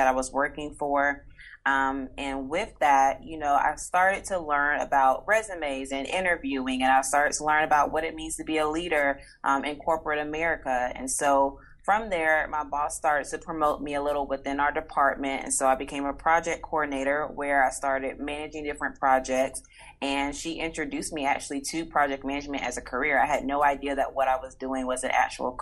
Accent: Atlanta, Georgia, United States; I am born and raised in Atlanta, Georgia, in the United States

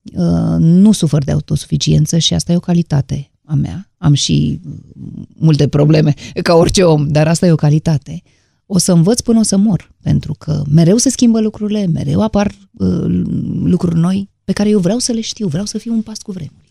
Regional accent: Romania; din România

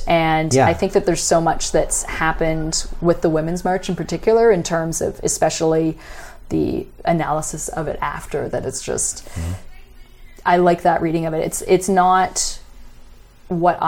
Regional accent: Canada; as a Canadian

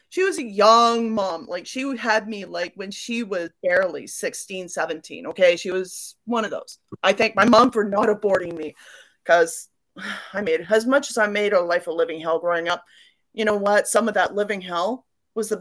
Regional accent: Port Hardy, British Columbia, Canada; also born or lived in Victoria, British Columbia; I was born in Victoria, BC, 1974. Okay. And raised in Port Hardy for most of my life, Port Hardy, Port McNeil, Sointula, that area.

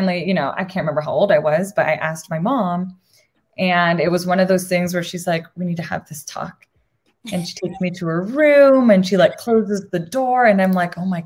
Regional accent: Arizona, United States; also born or lived in Puerto Rico; I am Boricua. I was born in Puerto Rico. And I moved to Arizona when I was really little. So I moved here when I was 3.

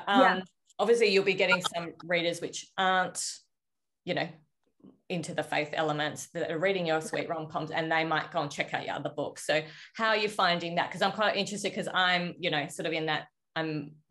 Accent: Australia; because I'm Australian

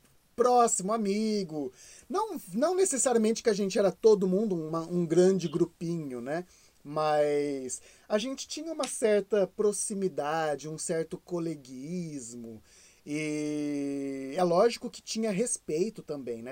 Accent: Brazil; moved away as an adult; a gente é brasileiro

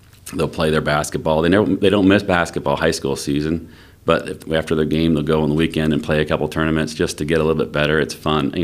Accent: Pennsylvania, United States; moved away as an adult; now in Kansas, United States; I grew up in Pennsylvania, played in high school

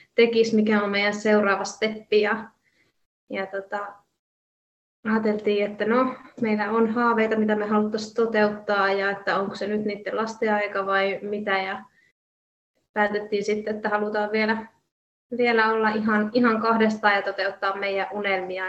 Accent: Jyväskylä, Central Finland, Finland; moved away as an adult; also born or lived in Kuopio; mä oon suurimman osa elämääni asunut Jyväskylässä ja on ihan kaupunkilaistyttö tyttö ollut ja kaupungissa kasvanut.

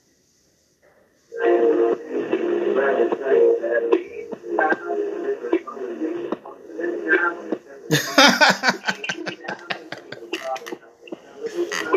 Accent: New York City, New York, United States; I'm actually from Gun Hill, closer towards Boston Road in the Bronx

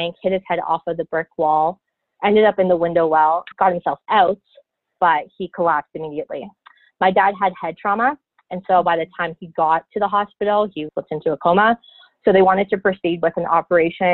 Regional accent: close to Toronto, Ontario, Canada; moved away; I am from Canada. I originally was born and raised in Ontario, close to Toronto

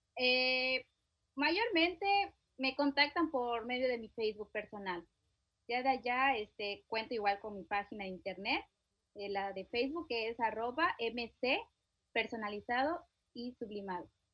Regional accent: Chiapas, Mexico; yo soy del estado de Chiapas, mi esposo del estado de Yucatán

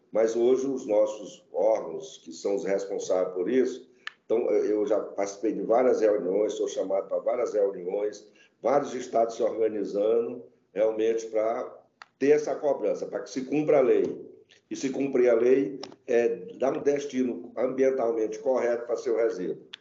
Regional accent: interior of Maranhão, Brazil; eu sou do interior do Maranhão. Então, imagina o interior do Maranhão, o nosso aterro era é o fundo do quintal

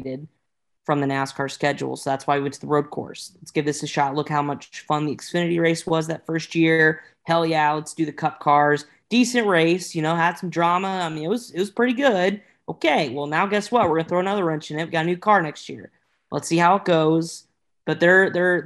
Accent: Indianapolis, Indiana, United States; growing up in Indianapolis

